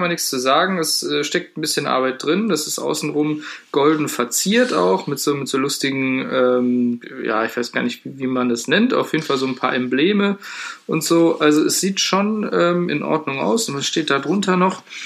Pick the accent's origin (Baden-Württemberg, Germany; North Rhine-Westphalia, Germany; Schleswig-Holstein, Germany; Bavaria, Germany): North Rhine-Westphalia, Germany; the heart of; wir kommen jetzt aus dem Herzen NRWs